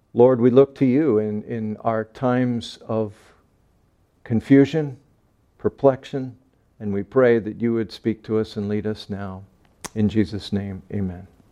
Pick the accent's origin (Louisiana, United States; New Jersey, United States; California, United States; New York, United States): New York, United States; Long Island, Nassau County; when I grew up on Long Island, we lived in Nassau County, right in the center of the island